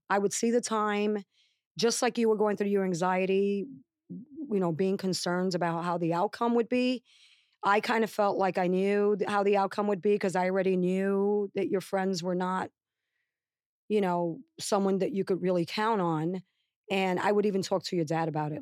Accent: New York, United States; moved away as an adult; also born or lived in Puerto Rico; now in New Jersey, United States; I came from the South Bronx, from, you know, the Bronx, Manhattan, New York

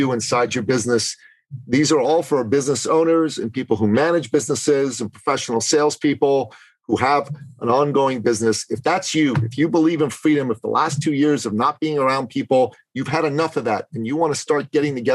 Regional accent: Canada; moved away; my home country of Canada

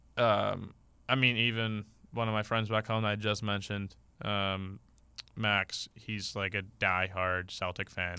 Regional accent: Canada; We're Canadian

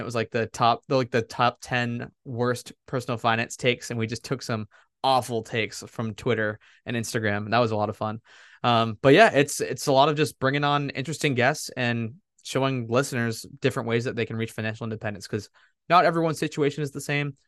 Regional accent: Massachusetts, United States; I'm from Massachusetts.

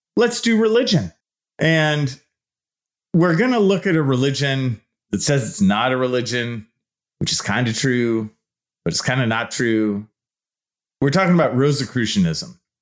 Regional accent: San Leandro, California, United States; I grew up in the East Bay in a town called San Leandro. It's right below Oakland.

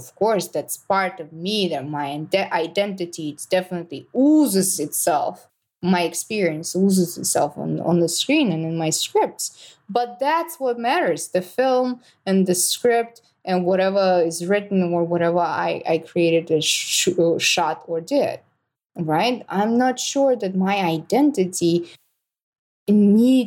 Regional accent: Russia; moved away; I'm from Russia

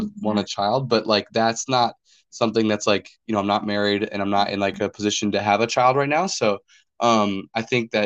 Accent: North Dakota, United States; now in Kansas, United States; I'm originally from North Dakota

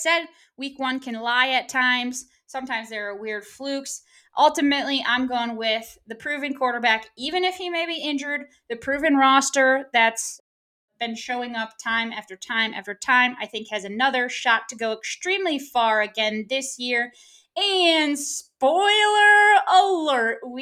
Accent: Michigan, United States; We are from Michigan. We are born and bred and raised to hate Ohio

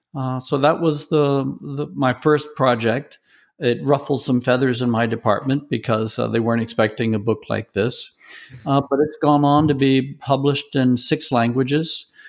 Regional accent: Deep South, United States; was raised in the Deep South

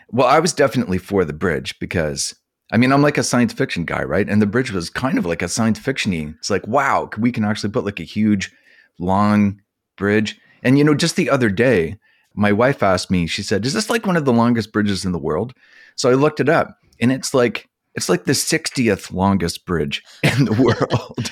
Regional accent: Summerside, Prince Edward Island, Canada; I grew up in Summerside

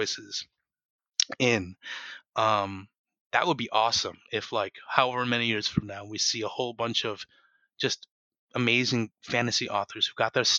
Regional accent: United States; I'm an American and I write like an American

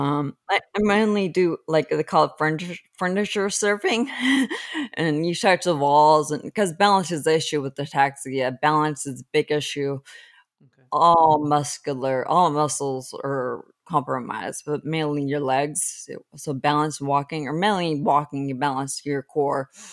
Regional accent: Los Angeles, California, United States; I was raised in Los Angeles

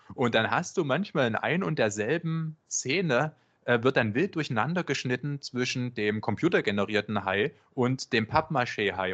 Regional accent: Germany; first language German; du als Deutscher

